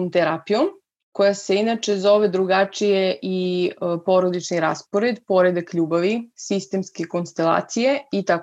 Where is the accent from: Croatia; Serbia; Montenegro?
Serbia; Vlasotince, Jablanica District; also born or lived in Leskovac / Niš / Pirot; now in Belgrade, Serbia; Rodom sam iz Vlasotinca, Zapravo sam rođena u Leskovcu, živela sam u Vlasutincu pola života.